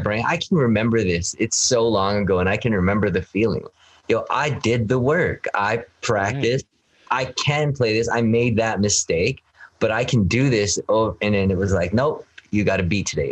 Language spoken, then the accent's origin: English; Canada